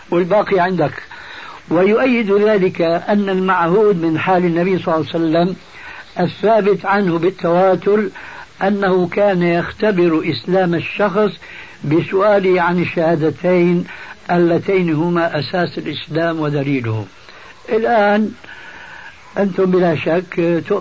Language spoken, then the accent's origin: Arabic; Syria; كما يقولون عندنا في الشام من فوق الاساطيح